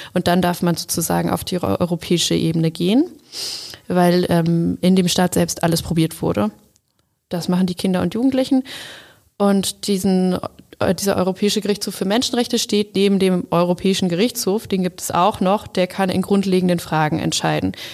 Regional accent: Germany; bei uns in Deutschland

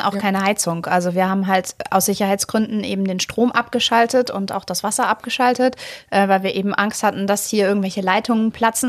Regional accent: Bad Essen, Lower Saxony, Germany; moved away; also born or lived in Hamburg; Ich komme also. aus einem kleinen Fachwerkstädtchen Bad Essen

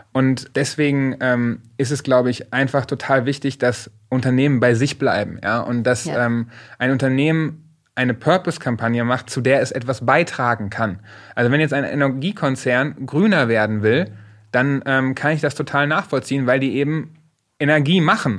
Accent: Paderborn-Detmold, North Rhine-Westphalia, Germany; Die Sparkasse Paderborn Detmold, wo ich aufgewachsen bin

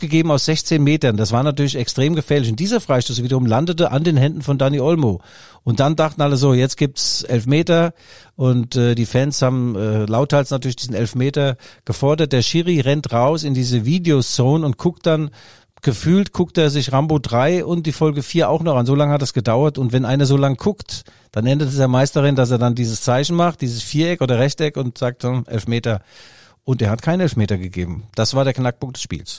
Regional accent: Mainz, Rhineland-Palatinate, Germany; Bei uns in Mainz

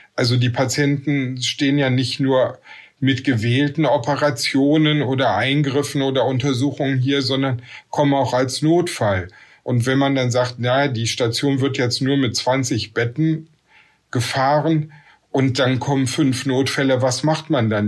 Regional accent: Essen, North Rhine-Westphalia, Germany; now in Velbert, Germany; Geboren in Essen, wohne in Felbert, zwischen Essen, Wuppertal und Düsseldorf, nicht im Ruhrgebiet im Bergischen Land.

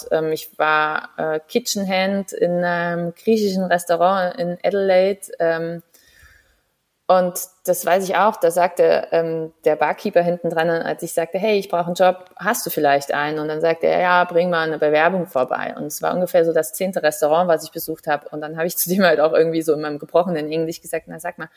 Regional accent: Saarland, Germany; moved away; irgendwann habe ich dann gedacht, naja, das Saarland ist halt klein, aber fein, aber halt auch klein.

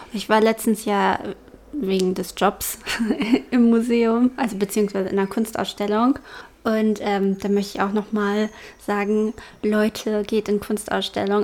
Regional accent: Germany; bei uns in Deutschland

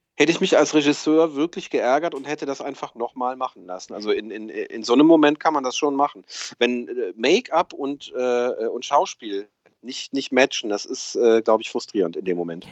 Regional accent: Rhineland, Germany; wo ich aufgewachsen bin, äh, im, im, Rheinland

